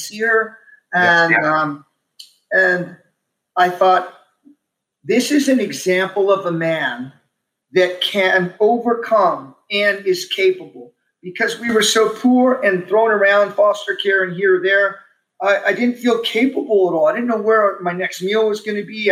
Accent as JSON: {"language": "English", "town": "Omaha", "region": "Nebraska", "country": "United States", "tie": "born or raised there", "also_born_or_lived": "Texas", "said": "we were raised in the Omaha Home for Boys."}